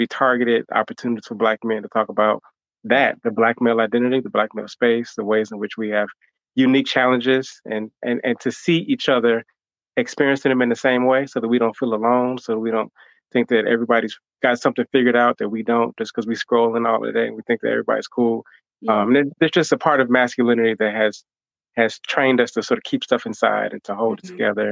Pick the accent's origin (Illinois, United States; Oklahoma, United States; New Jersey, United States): Illinois, United States; Chicago; also born or lived in Hampton, Virginia / Atlanta, Georgia; came back home to Chicago, where I'm from, really just to give back and to connect to the people